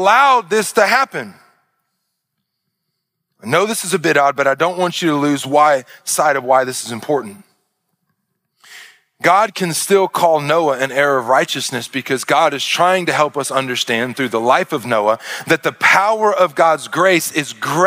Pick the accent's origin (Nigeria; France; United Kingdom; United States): United States; Arkansas; I'm from Arkansas